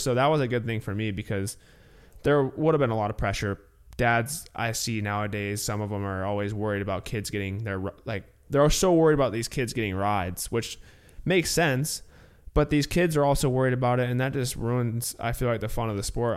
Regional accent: Illinois, United States; growing up in Illinois, um, I went to sc-, public school through eighth grade

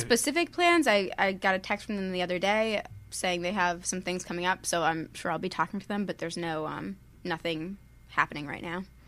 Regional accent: Worcester, Massachusetts, United States; moved away as an adult; also born or lived in Pennsylvania; now in California, United States; I was born in Pennsylvania, but I'm from Massachusetts. I grew up in Massachusetts

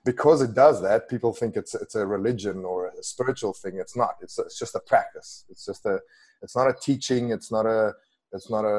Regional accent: Western Cape, South Africa; English is a second language; moved away; I grew up in a tiny little village outside of Cape Town

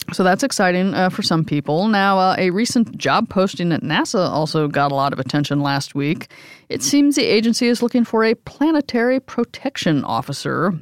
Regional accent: New York City, New York, United States; as a New Yorker

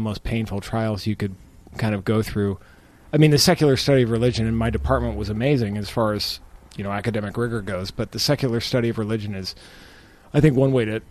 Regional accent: Phoenix, Arizona, United States; moved away as an adult; also born or lived in Chicago; I was born and raised in Phoenix

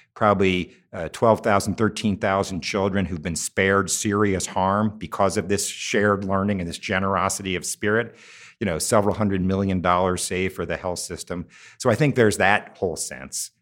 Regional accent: Cincinnati, Ohio, United States; it happens to be in my hometown. Um, I look out from our building every day to the high school I went here, to the neighborhood my mother grew up

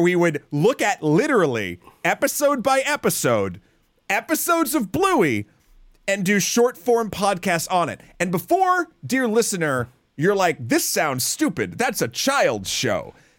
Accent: United States; me as an American

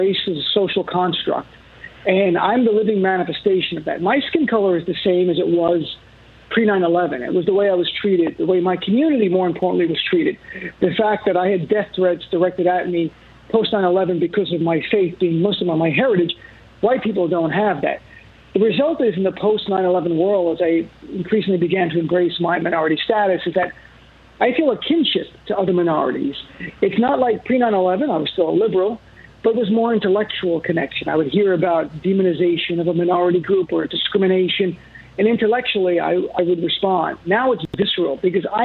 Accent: United States; the core of my being as an American

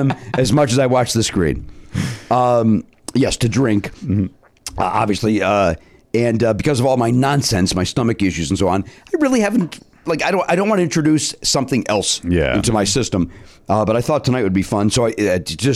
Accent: Chicago, Illinois, United States; now in Los Angeles, United States; I grew up in Chicago

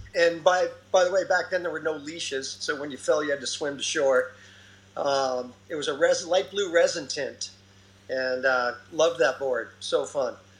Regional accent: Fountain Valley, California, United States; also born or lived in Huntington Beach; I grew up in Fountain Valley.

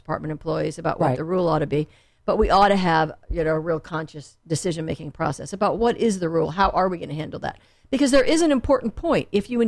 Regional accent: La Jolla, California, United States; My dad was a professor, so we were a bit of a gypsies in the beginning. And then I went to junior high school and high school in La Jolla.

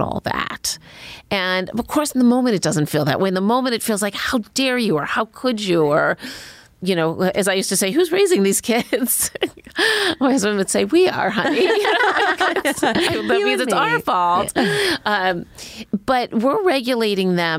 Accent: Cleveland, Ohio, United States; I grew up in Cleveland

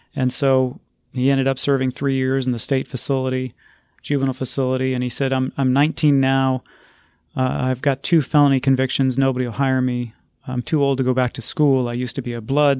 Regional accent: Texas, United States; my home state, the state of Texas

